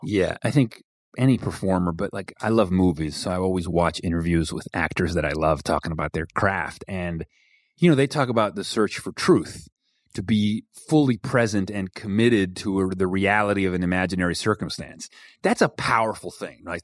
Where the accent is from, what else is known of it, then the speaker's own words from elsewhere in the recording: Venezuela; first language Spanish and English; moved away; I grew up in Venezuela, I was completely bilingual